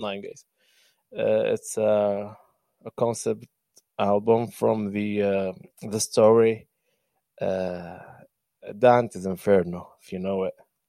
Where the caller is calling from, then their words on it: Benghazi, Libya; Well, I'm speaking from Benghazi, Libya. I'm the main city.